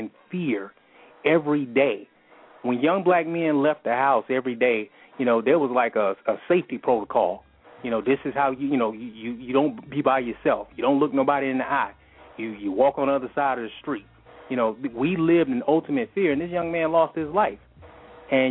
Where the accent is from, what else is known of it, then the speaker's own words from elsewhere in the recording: Atlanta, Georgia, United States; I grew up in Atlanta, you know, Atlanta Public Schools